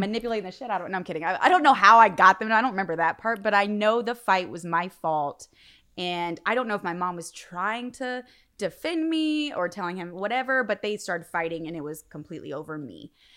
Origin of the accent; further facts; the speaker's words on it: northern Indiana, United States; also born or lived in Logansport, Indiana; I'm from Indiana. So I was born in Logansport, but I grew up mainly in northern Indiana